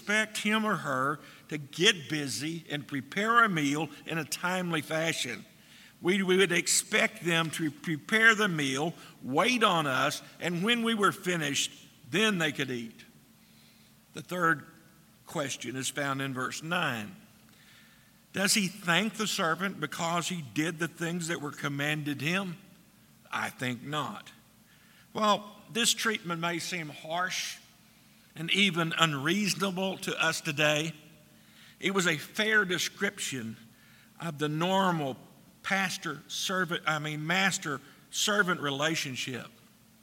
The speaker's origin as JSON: {"language": "English", "country": "United States", "said": "we as American citizens"}